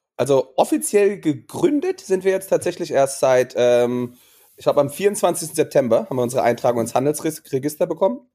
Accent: Germany; moved away as an adult; also born or lived in Maastricht / Portugal; ich bin auf dem Land groß geworden

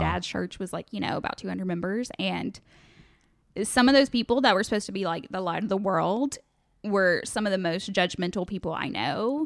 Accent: Greenfield, Tennessee, United States; also born or lived in Holly Springs, Mississippi / Oxford, Mississippi; now in Memphis, United States; I was born in Memphis, raised in Greenfield, Tennessee.

